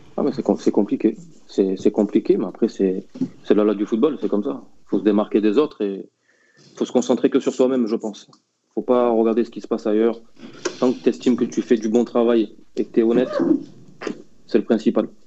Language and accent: French; Marseille, Provence-Alpes-Côte d'Azur, France; je suis Marseillais aussi